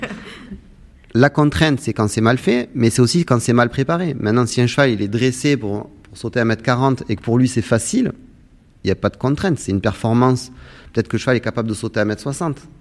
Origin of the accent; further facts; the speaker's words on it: Saintes-Maries-de-la-Mer, Provence-Alpes-Côte d'Azur, France; j'ai grandi en Camargue, au Sainte-Marie-de-la-Mer